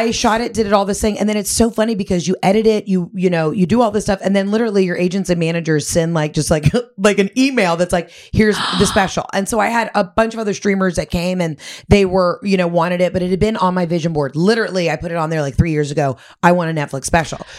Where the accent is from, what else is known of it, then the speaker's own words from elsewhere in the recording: the South, United States; I'm from the South. It's like Southern hospitality like to the max.